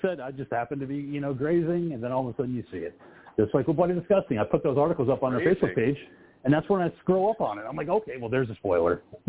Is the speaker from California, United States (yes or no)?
no; New Jersey, United States; I was from Jersey. You are obligated to wear at least one pair.